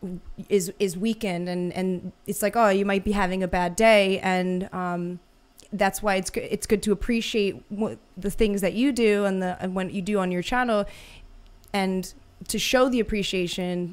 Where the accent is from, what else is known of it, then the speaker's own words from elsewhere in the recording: New York City, New York, United States; I'm from New York City